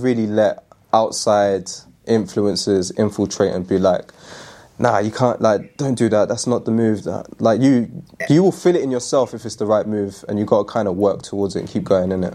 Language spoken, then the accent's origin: English; London, United Kingdom; moved away as an adult; now in Manchester, United Kingdom; I'm born and raised in London